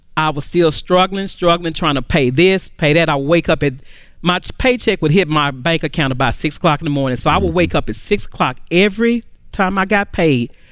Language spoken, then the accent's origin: English; Dallas, Texas, United States; I'm from Dallas, Texas